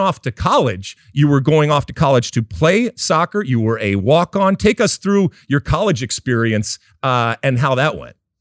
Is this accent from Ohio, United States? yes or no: no; suburbs of Detroit, Michigan, United States; I grew up in the suburbs of Detroit